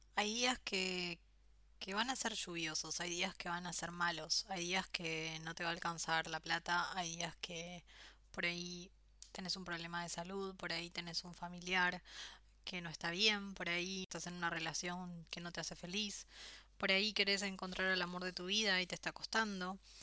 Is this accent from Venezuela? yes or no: no; Argentina; also born or lived in Australia / France / Spain; now in Buenos Aires, Argentina; después volví a Argentina